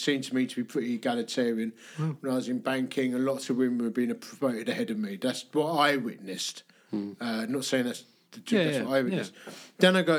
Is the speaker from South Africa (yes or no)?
no; London, United Kingdom; also born or lived in Dagenham; I grew up in the East End of London. I went to school in Hornchurch and Romford.